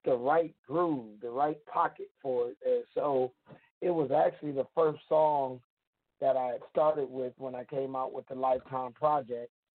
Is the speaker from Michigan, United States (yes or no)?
yes; Detroit, Michigan, United States; I am calling from my hometown, Detroit, Michigan